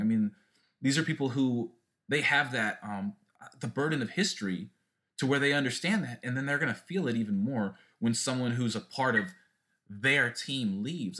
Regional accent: Southern California, United States; growing up in Southern California, I played for Al Camino High School

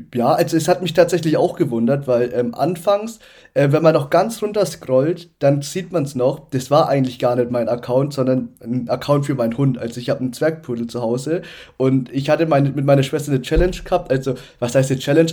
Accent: Upper Franconia, Bavaria, Germany; also born or lived in Nuremberg; in Nürnberg geboren, aber aufgewachsen in Oberfranken.

